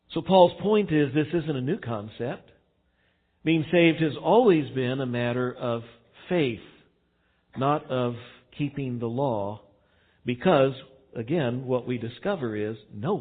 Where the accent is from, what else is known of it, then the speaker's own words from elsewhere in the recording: Texas, United States; now in Missouri, United States; I didn't grow up in Missouri. I grew up in Texas.